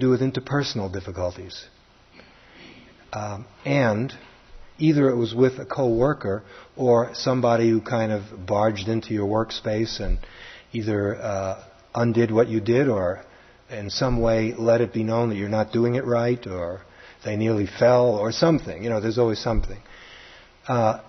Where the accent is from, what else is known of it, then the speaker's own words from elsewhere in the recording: New York City, New York, United States; accent: Brooklyn; my Brooklyn accent